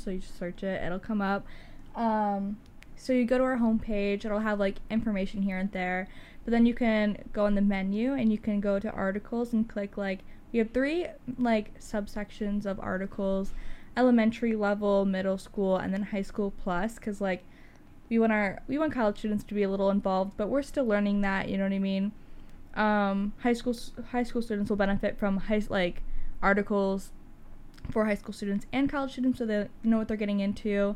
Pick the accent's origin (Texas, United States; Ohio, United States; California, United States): Ohio, United States; Cleveland; I'm from Cleveland, Ohio as well.